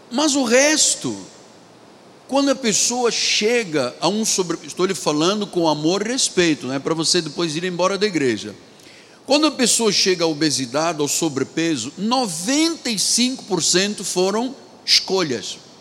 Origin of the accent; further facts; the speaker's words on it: Angola; now in Rio de Janeiro, Brazil; Na minha terra, em Angola